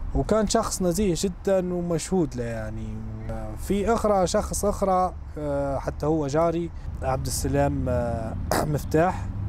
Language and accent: Arabic; Bayda, Jabal al Akhdar, Libya; moved away as an adult; now in Denver, United States; أنا من مدينة البيضاء في ليبيا